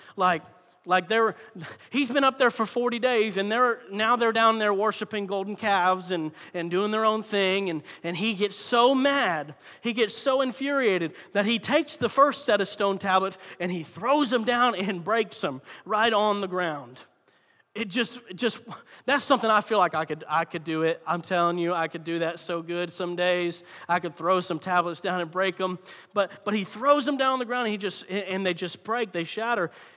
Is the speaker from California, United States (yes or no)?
no; Florida, United States; moved away; I'm from Florida